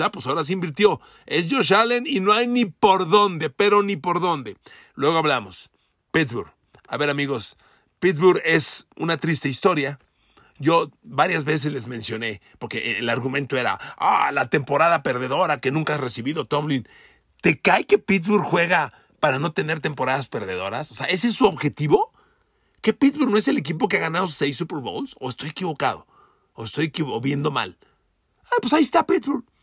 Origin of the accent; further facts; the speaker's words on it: Mexico City, Mexico; also born or lived in Ecatepec, State of Mexico; Cuando yo iba a la secundaria, a la secundaria ciento treinta y cinco, en la colonia Linda Vista, del norte de la Ciudad de México, muy cerca de la salida ya al Estado de México, yo cre-, vivía en Ecatepec